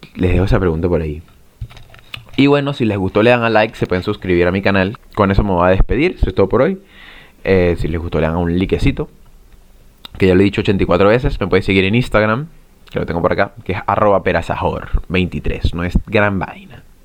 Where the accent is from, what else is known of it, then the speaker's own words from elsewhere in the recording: Venezuela; now in Chile; yo estoy en Chile, ahora no estoy en Venezuela, y soy venezolano